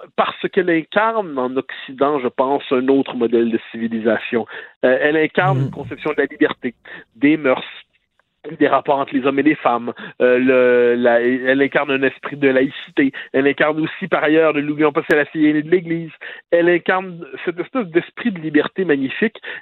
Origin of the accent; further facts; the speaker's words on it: Quebec, Canada; quand on est québécois